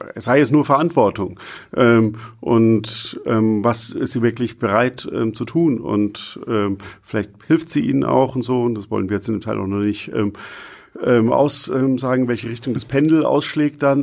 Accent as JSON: {"language": "German", "country": "Germany", "said": "als Deutscher"}